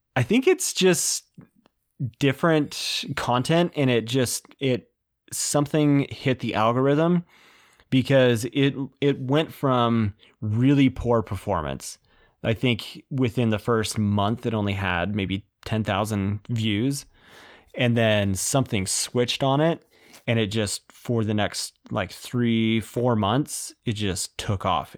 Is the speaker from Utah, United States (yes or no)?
yes; Utah, United States; born and raised in Utah, in, uh, Utah County.